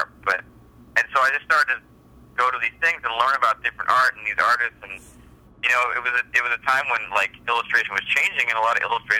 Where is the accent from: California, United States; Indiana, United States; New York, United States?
California, United States; La Crescenta; I grew up in La Crescenta